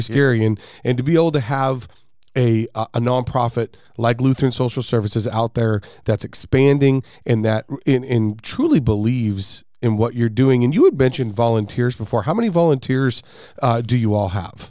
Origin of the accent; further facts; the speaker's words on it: West Valley, Arizona, United States; I'm from the West Valley. Uh, I live here.